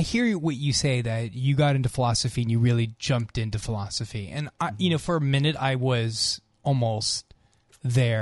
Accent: California, United States; I was born and raised in California, went to college at UC Santa Cruz, and then lived up in San Francisco

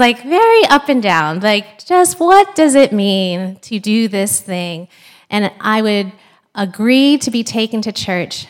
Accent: San Diego, California, United States; moved away as an adult; also born or lived in Chicago / New York / New Haven, Connecticut; now in Philadelphia, United States; I was born and raised in San Diego.

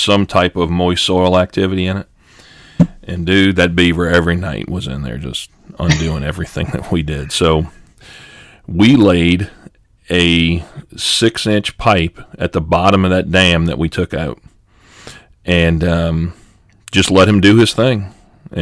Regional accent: Louisiana, United States; I'm from Louisiana

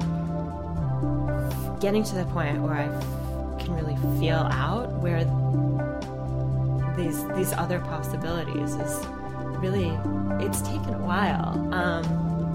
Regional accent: Virginia Beach, Virginia, United States; I grew up in Virginia Beach, Virginia

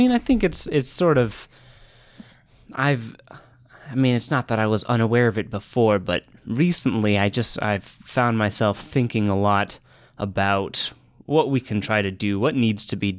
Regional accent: Boston, Massachusetts, United States; I'm a second year student in the microbiology program here, and I'm from Boston.

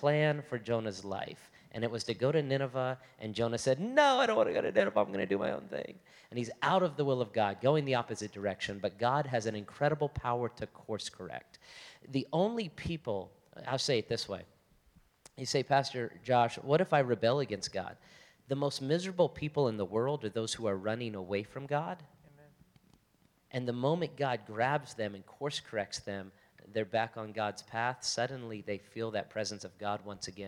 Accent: Las Vegas, Nevada, United States; also born or lived in Florida; I'm from Las Vegas

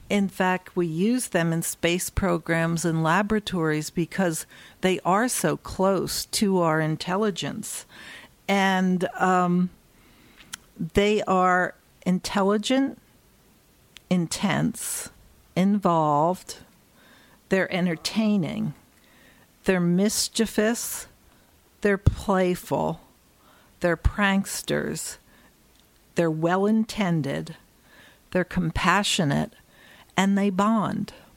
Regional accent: Philadelphia, Pennsylvania, United States; moved away; I grew up in Philadelphia.

